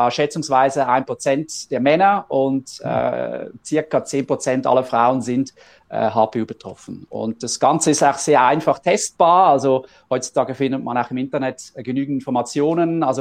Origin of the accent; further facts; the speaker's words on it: Switzerland; Ähm, wir kommen aus der Schweiz.